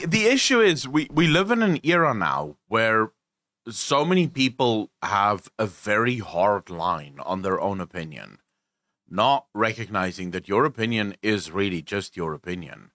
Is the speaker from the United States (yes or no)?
no; South Africa; I'm South African. We're crass as